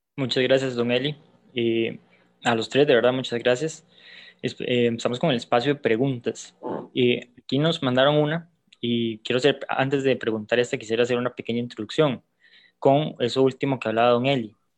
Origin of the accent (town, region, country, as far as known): Costa Rica